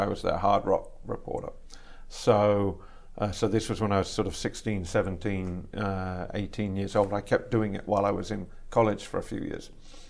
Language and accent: English; England, United Kingdom; also born or lived in Canada / Ireland; now in United States; I was born in Canada, mm-hmm. but both my parents were British, and we moved back to the UK, to England, when I was just a baby. And I grew up in England for the first half of my childhood and in Ireland for the second half of my childhood.